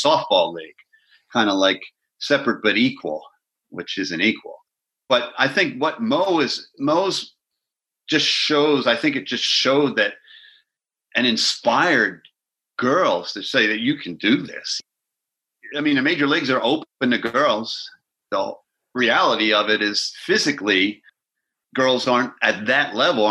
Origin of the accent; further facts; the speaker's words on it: Philadelphia, Pennsylvania, United States; I grew up in Philadelphia.